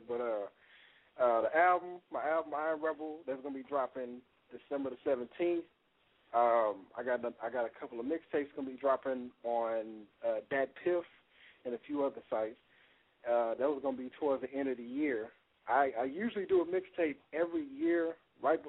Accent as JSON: {"language": "English", "town": "Fort Worth", "region": "Texas", "country": "United States", "said": "I'm from Texas"}